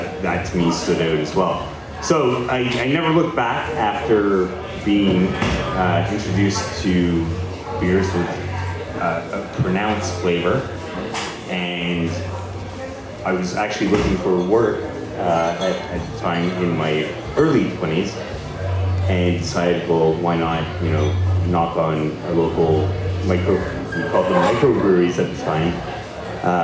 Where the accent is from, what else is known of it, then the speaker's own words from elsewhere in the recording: Montreal, Quebec, Canada; I got reinterested in beer when I was in my late teens, growing up in Montreal